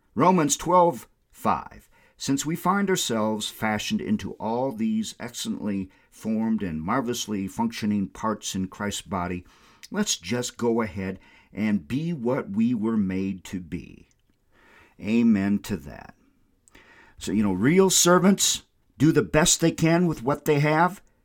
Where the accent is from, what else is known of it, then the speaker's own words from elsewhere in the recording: Windom, Minnesota, United States; I had like a hundred customers in my hometown of Wyndham, Minnesota